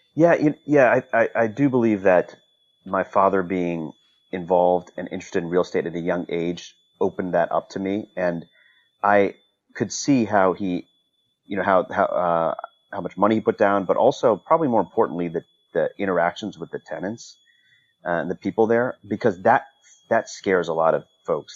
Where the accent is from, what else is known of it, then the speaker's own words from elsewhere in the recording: Northern Virginia, United States; also born or lived in North Carolina; I grew up in the Northern Virginia area